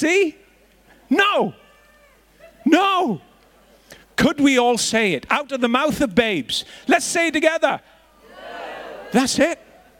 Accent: Northern Ireland, United Kingdom; I was growing up in Northern Ireland, and there was bombs and bullets and riots all around

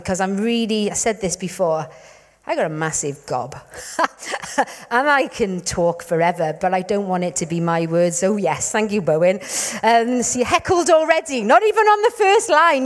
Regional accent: Wales, United Kingdom; we're from Wales

